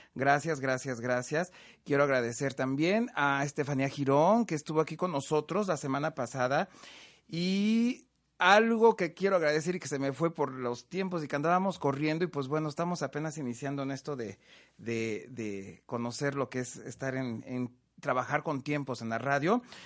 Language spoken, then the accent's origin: Spanish; Huamantla, Tlaxcala, Mexico; yo soy de Huamantla, Tlaxcala